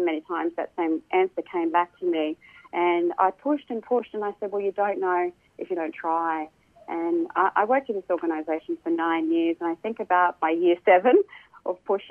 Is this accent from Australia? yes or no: yes; Cairns, Queensland, Australia; now in Brisbane, Australia; I grew up in Cairns in Far North Queensland in the 70s and 80s